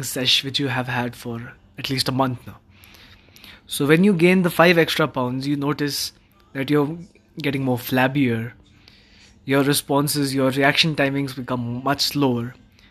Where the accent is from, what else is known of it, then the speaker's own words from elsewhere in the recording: Manali, Himachal Pradesh, India; my hometown, which is Manali.